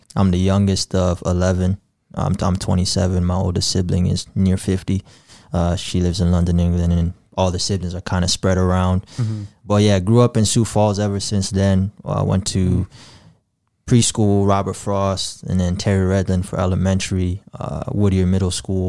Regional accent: Gambia; born there; But I was born in the Gambia in August of 95.

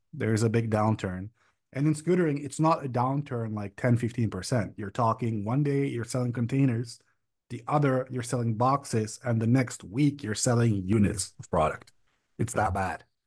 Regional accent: Prague, Czechia; also born or lived in Berlin, Germany; I come from the Czech Republic, Prague, to be specific, but I lived in Berlin, Germany for about four or five years.

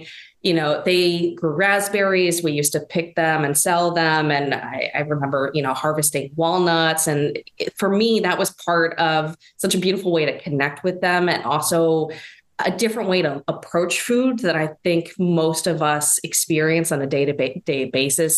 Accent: East Coast, United States; now in Midwest, United States; I'm living in kind of the Midwest, but I'm from the East Coast

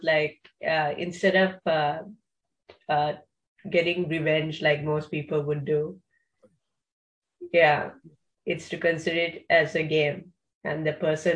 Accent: Sri Lanka; I'm from Sri Lanka

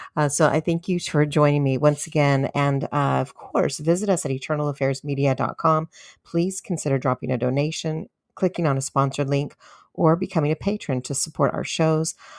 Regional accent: California, United States; my home state of California

